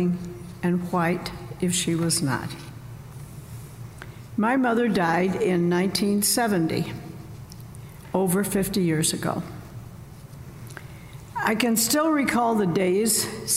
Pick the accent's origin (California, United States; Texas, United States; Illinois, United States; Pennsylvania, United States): Illinois, United States; Southern; now in Northern Illinois, United States; Where I grew up in Southern Illinois